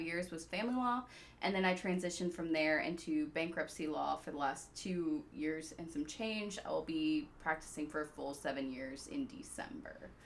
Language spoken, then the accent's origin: English; Peachtree City, Georgia, United States; also born or lived in South Africa / Jacksonville, Florida; I was born in South Africa, moved to the US when I was six years old. So, I am the daughter of immigrants. Um, I grew up in Peachtree City, Georgia